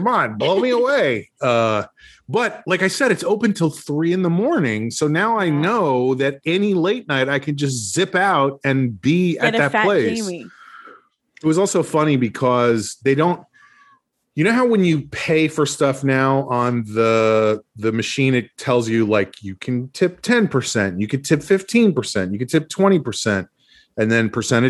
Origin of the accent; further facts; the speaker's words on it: Brooklyn, New York, United States; We're from Brooklyn. We got a Brooklyn attitude. We're Brooklyn. Brooklyn. I love Brooklyn.